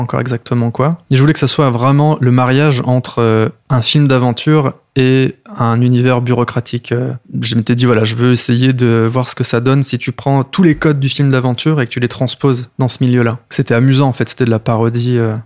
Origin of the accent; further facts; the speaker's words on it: Lyon, Auvergne-Rhône-Alpes, France; also born or lived in Béziers / Algiers; now in Paris, France; j'ai grandi à Lyon